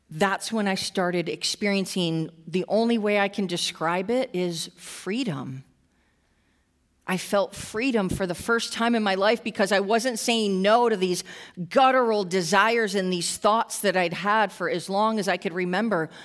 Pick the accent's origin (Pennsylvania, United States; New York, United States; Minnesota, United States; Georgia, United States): New York, United States; Western; I grew up in Western New York, uh, a little, pretty much a small town